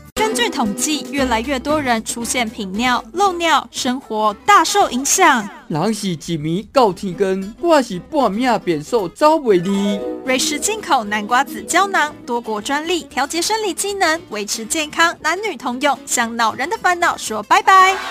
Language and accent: Chinese; Taiwan; 我们台湾人